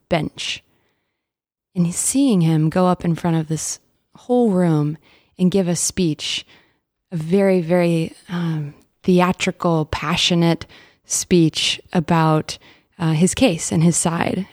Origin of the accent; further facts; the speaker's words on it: Dallas, Texas, United States; my journey starts in Dallas. I'm originally from Texas